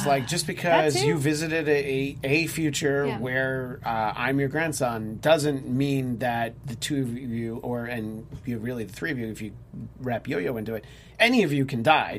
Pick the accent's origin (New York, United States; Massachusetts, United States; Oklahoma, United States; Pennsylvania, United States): New York, United States; I'm from New York. I can vouch for that.